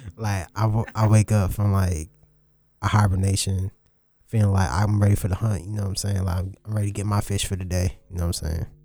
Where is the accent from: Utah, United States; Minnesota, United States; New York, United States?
New York, United States; New York City; I was born in Brooklyn